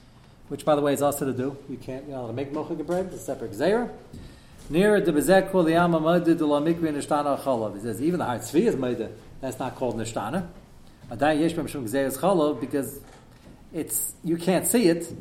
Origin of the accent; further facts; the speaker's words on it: United States; I'm an American